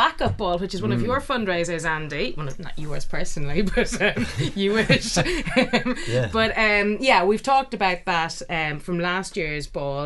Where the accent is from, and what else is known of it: Ireland; now in United Kingdom